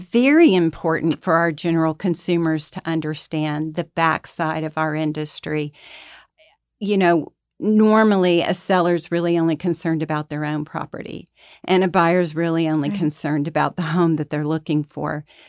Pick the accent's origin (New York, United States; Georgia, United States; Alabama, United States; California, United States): Georgia, United States; Atlanta; I've always lived in Atlanta. I grew up here. I grew up in La Vista Park.